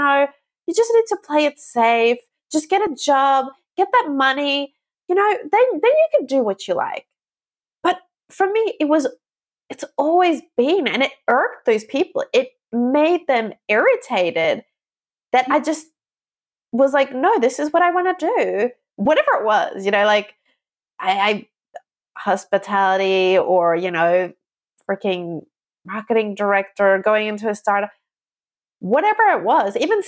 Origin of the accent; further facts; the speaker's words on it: Australia; moved away as an adult; also born or lived in Southeast Asia; I grew up in Australia and I was born there